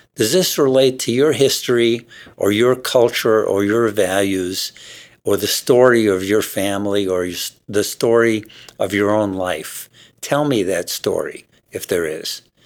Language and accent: English; New York, United States; now in Seattle, United States; I grew up in New York